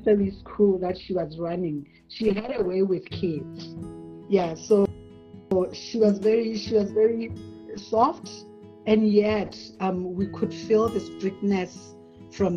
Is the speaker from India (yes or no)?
no; Francistown, North-East District, Botswana; I was born in Francistown for the most part of my earlier years. I stayed with my grandmother.